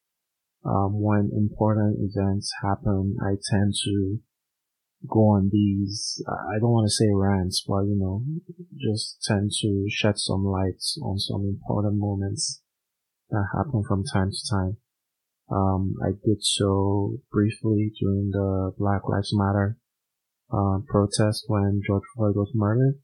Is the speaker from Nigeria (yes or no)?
yes; Nigeria; moved away as an adult; I was born in Nigeria. I lived there for the first 26 years of my life